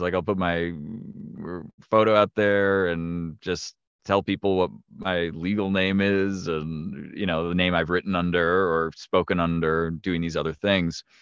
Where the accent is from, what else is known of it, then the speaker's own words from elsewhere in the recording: north of Milwaukee, Wisconsin, United States; moved away as an adult; also born or lived in New York; I grew up in the Upper Midwest. I live in, I live in Wisconsin, like, north of Milwaukee, and I grew up in the area